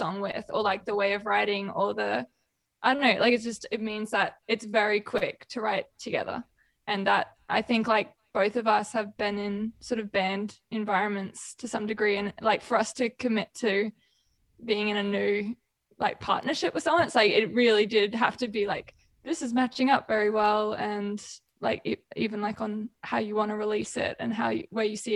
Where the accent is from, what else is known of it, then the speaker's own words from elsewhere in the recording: Queensland, Australia; I'm a Queenslander too.